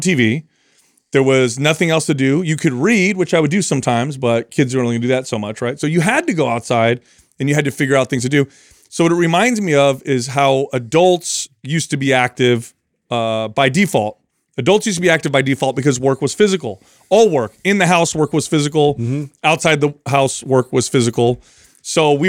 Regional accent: Bay Area, California, United States; I grew up in the Bay Area

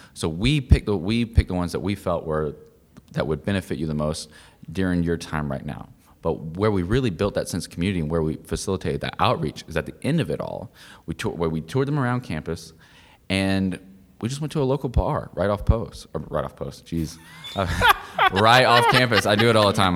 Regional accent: Lexington, South Carolina, United States; moved away; I'm from Lexington, South Carolina

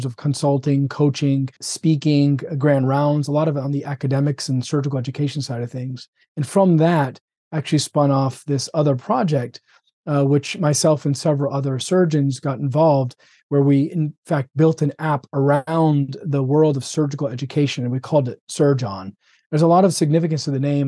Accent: Florida, United States; also born or lived in Birmingham; born and raised in Florida. Did residency in Birmingham and came back to Florida

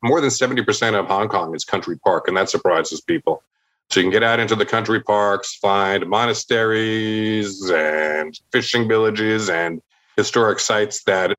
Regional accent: New York, United States; I'm a New Yorker. I was born in New York. I lived in the city for 10 years.

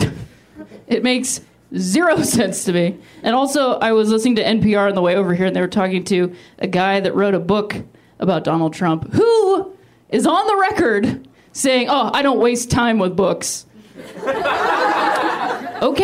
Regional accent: Ohio, United States; moved away; I'm from Ohio

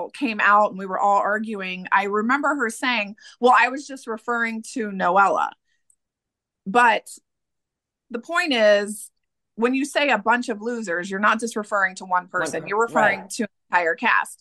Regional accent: Middletown, Ohio, United States; I'm from Middletown, Ohio, which is only 20 minutes outside

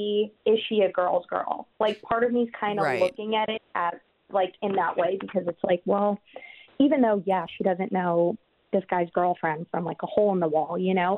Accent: Florida, United States; I'm from Florida. I'm, like, an hour away from Miami.

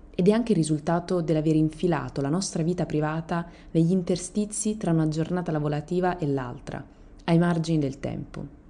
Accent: Italy; Io sono italiana.

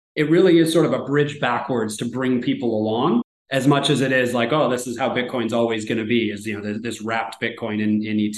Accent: Canada; me as a Canadian

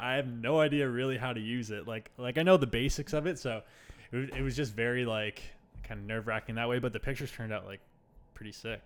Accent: Toronto, Ontario, Canada; moved away as an adult; now in Halifax, Canada; I'm originally from Toronto

